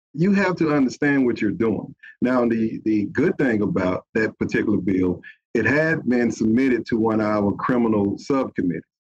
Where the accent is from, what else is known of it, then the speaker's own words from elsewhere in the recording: Bessemer, Alabama, United States; I am from Bessemer. You know, I grew up there